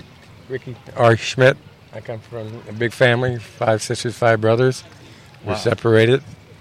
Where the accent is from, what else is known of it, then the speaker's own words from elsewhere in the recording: East St. Louis, Illinois, United States; I was born in East St. Louis, Illinois.